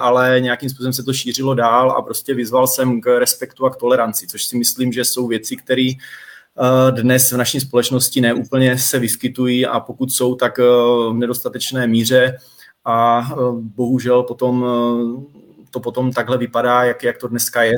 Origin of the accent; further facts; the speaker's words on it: Troubky, Olomouc Region, Czechia; moved away; pocházím z Troubek, byť dnes v Troubkách nebydlím